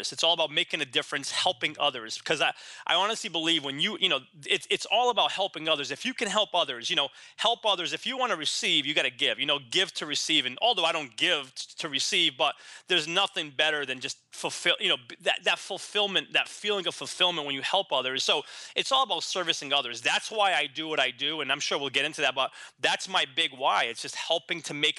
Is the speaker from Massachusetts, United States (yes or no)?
yes; Boston, Massachusetts, United States; moved away as an adult; also born or lived in San Diego; now in Boston, United States; I decided to move back to Boston, my hometown